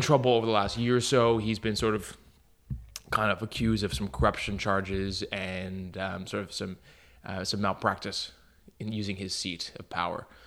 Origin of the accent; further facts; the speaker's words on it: Montreal, Quebec, Canada; I'm from Montreal, Canada